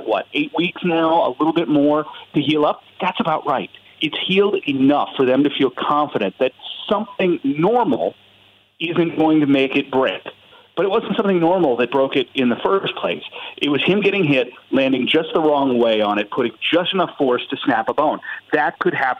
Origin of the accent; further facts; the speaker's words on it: Indianapolis, Indiana, United States; I'm from Indianapolis